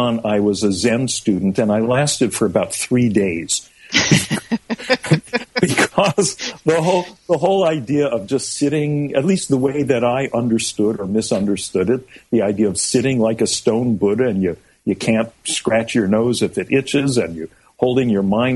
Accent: California, United States; I was growing up in California in the mid-60s

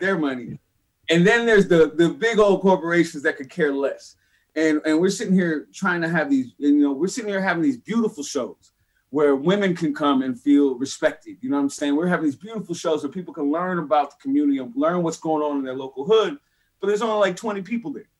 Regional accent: San Francisco, California, United States; born or raised there

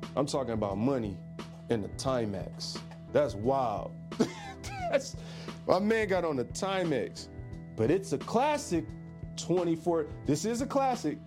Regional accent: Detroit, Michigan, United States; I'm from Detroit

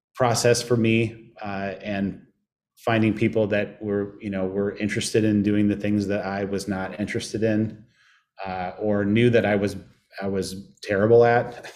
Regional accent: Indianapolis, Indiana, United States; moved away as an adult; also born or lived in Chicago; now in St. Louis, United States; I grew up in Indianapolis

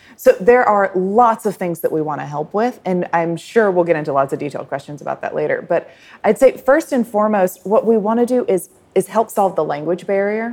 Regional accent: United States; now in Thailand; as an American consumer myself living in Thailand

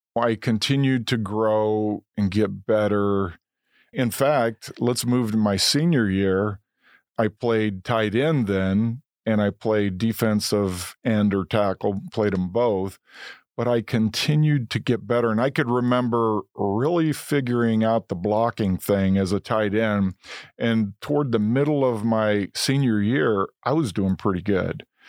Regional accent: Momence, Illinois, United States; also born or lived in Indiana; grew up in a romance, great town, great people

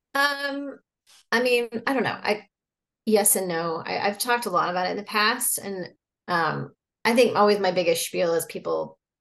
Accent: Oklahoma, United States; I'm from Oklahoma no one in my family speaks French

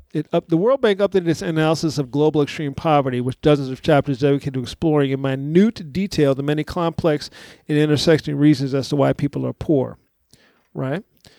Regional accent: San Antonio, Texas, United States; It's a story about the mayor of San Antonio, my hometown

